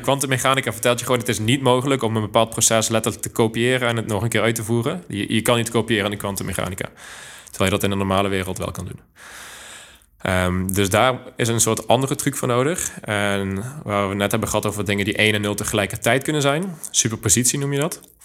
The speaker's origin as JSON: {"language": "Dutch", "town": "Groeningen", "region": "North Brabant", "country": "Netherlands", "tie": "born or raised there", "also_born_or_lived": "Eindhoven", "moved": "as an adult", "lives_now": "Delft, Netherlands", "said": "geboren in het mooie Groeningen, wat niet te verwarren is met Groningen. Ligt op de grens van Brabant en Limburg"}